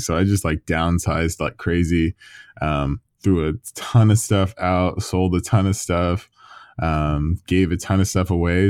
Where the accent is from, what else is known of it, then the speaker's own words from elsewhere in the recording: Southern California, United States; moved away as an adult; now in London, United Kingdom; my hometown in Southern California